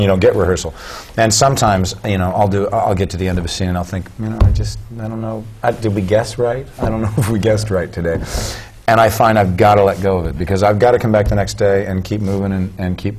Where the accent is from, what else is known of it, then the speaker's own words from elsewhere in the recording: Southern California, United States; moved away; I grew up in Southern California when there was a lot of money in the arts in schools